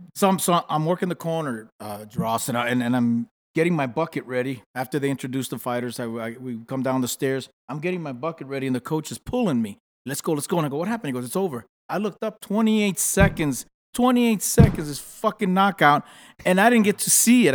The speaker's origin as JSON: {"language": "English", "town": "New York City", "region": "New York", "country": "United States", "also_born_or_lived": "Los Angeles", "moved": "yes", "said": "I'm from the Bronx, New York"}